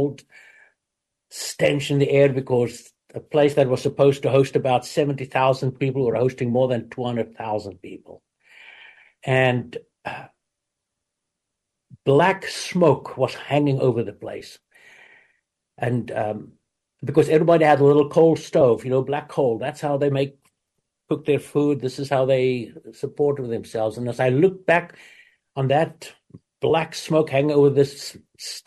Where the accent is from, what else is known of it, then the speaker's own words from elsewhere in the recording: South Africa; moved away as an adult; now in United States; I grew up in South Africa